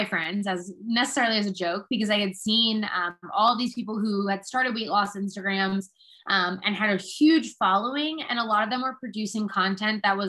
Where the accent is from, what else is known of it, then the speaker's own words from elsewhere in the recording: New Jersey, United States; moved away as an adult; also born or lived in Connecticut / Manhattan / Philadelphia / St. Louis; I'm originally from New Jersey